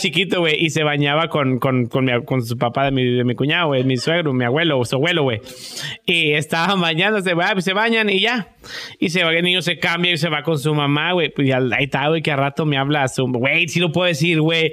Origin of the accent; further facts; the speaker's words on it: Matamoros, Tamaulipas, Mexico; moved away; somos muy americanizados ahí